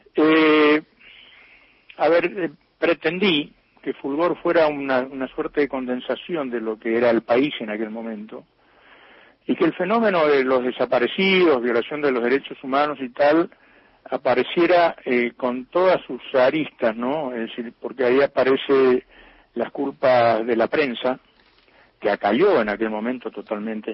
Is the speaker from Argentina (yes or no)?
yes; Alvear, Corrientes, Argentina; acá nació mi padre, aquí nací yo, exactamente en esta casa vieja desde donde les estoy hablando